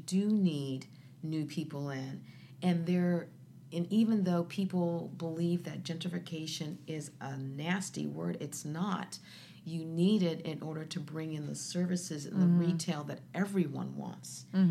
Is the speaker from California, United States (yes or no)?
no; Columbus, Ohio, United States; When I grew up on the Near East Side, there were 45,000 people there.